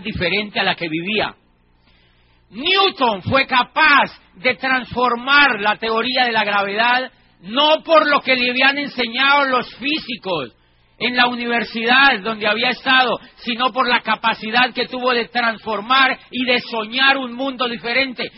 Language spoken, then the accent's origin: Spanish; Colombia; Yo trabajaba como rector de una universidad privada en mi país, en una ciudad que queda al sur de Colombia